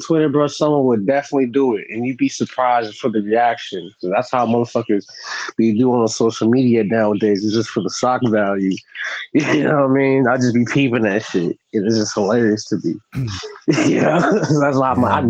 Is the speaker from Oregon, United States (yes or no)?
no; San Diego, California, United States; also born or lived in Brooklyn, New York; I'm from San Diego. You know what I'm saying? California, real coast.